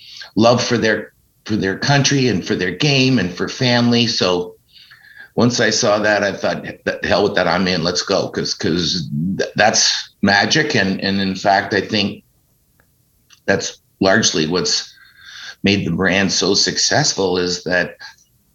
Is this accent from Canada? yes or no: yes; Ancaster, Ontario, Canada; I was born in Ancaster and spent my whole life playing hockey